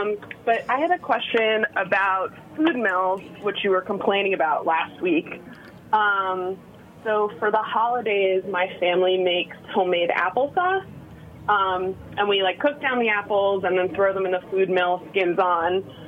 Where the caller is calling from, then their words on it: New York City, New York, United States; I'm calling from Brooklyn.